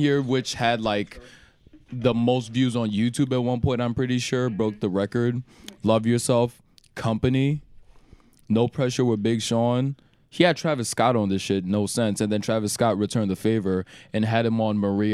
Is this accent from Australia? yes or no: no; Cameroon; now in United States; I'm from Cameroon